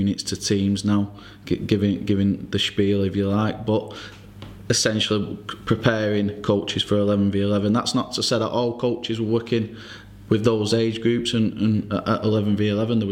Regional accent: Oldham, North West England, United Kingdom; I'm now currently at Oldham Athletic, which is my hometown club

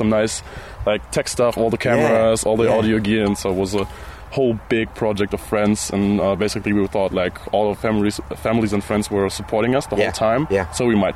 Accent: Germany; we're from Germany

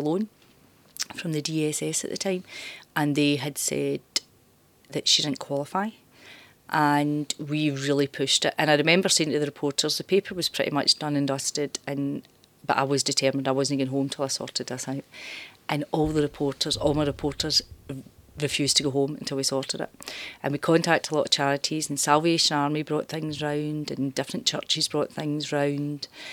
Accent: Glasgow, Scotland, United Kingdom; moved away as an adult; also born or lived in Dumbarton / Ayrshire; I'm from East End of Glasgow. Mm-hmm. So I'm from uh, Parkhead

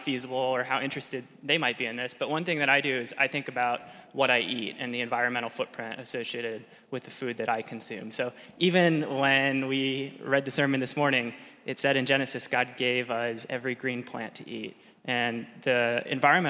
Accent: Midwest, United States; moved away as an adult; now in California, United States; I grew up in the Midwest.

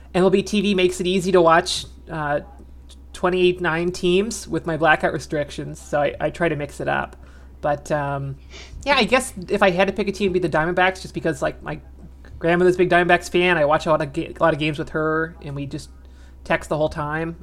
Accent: Arizona, United States; moved away; also born or lived in New Orleans; I'm from Arizona, but I kind of moved away from there before the 2001 World Series, just by a couple months

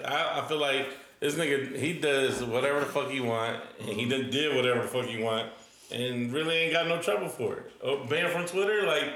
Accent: Newark, Ohio, United States; I grew up in Newark.

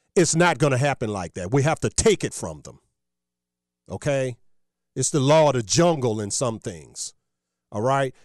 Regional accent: Virginia, United States; my home state of, uh, Virginia

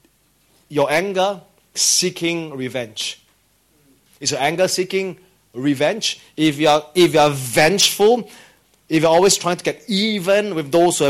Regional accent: Singapore; as a Singaporean

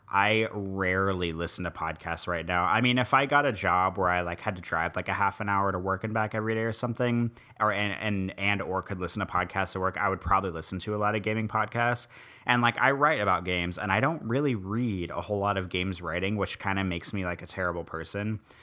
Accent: Midwest, United States; now in New Orleans, United States; I was born and raised in the Midwest.

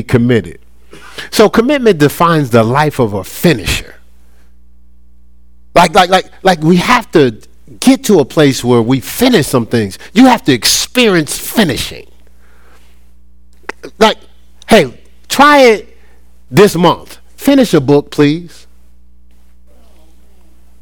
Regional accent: Newark, New Jersey, United States; moved away as an adult; also born or lived in Columbus, Ohio; now in Charlotte, United States; I'm from Newark, New Jersey

